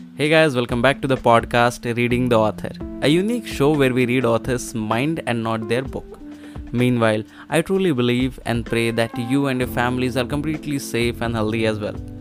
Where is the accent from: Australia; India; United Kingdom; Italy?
India; Uttar Pradesh; i was in my hometown it's very small city in uttar pradesh